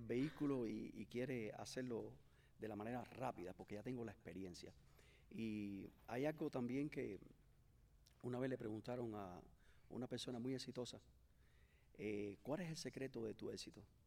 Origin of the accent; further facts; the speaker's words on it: Cuba; moved away as an adult; also born or lived in Mexico; now in Miami, United States; fui de Cuba hacia México, en México estuve cuatro años y crucé la, la, frontera como todo inmigrante